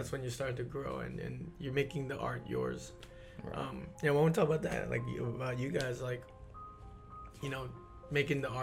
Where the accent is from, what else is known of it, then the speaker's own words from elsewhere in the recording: New York, United States; when I was in high school, I'm from New York